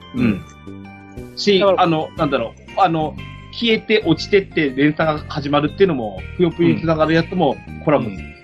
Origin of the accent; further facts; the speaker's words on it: Yamagata, Japan; うちの地元の山形大学の